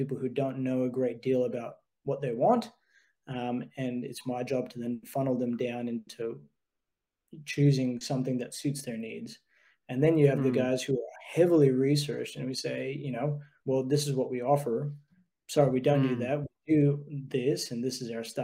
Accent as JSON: {"language": "English", "country": "United States", "tie": "born or raised there", "moved": "yes", "lives_now": "Australia", "said": "growing up in the States"}